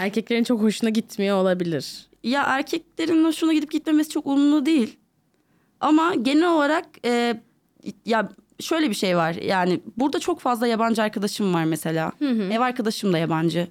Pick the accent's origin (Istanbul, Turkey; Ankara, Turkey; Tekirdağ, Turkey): Istanbul, Turkey; doğma büyüme buralıyım İstanbulluyum hmm. e, ve e, artık Avrupa yakası, Avrupa yakasında büyüdüm ben